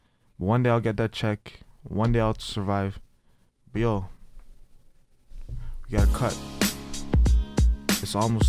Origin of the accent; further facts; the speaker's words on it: Toronto, Ontario, Canada; also born or lived in Trinidad; Born and raised in Scarborough.